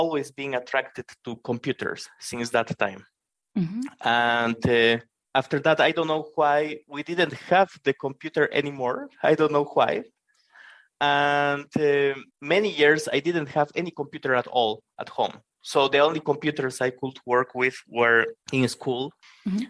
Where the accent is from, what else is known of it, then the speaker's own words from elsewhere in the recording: Bolivia; I'm a developer from Bolivia in South America.